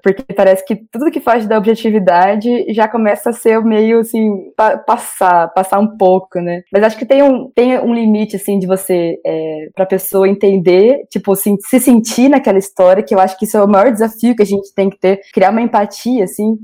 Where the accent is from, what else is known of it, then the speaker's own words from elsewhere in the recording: Marília, São Paulo, Brazil; moved away as an adult; also born or lived in Curitiba, Brazil; now in Brasília, Brazil; eu sou de Marília, no interior de São Paulo